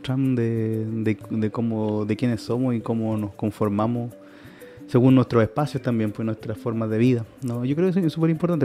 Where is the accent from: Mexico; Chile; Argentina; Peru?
Chile; Santiago, Santiago Metropolitan Region; also born or lived in Valparaíso Region; Nací en 1983 en un barrio marginal